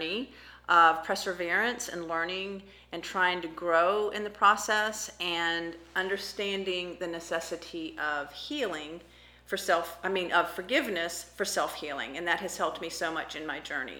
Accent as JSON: {"language": "English", "region": "Florida", "country": "United States", "tie": "born or raised there", "also_born_or_lived": "Kodiak Island, Alaska", "said": "I was born in Alaska, but grew up in Florida."}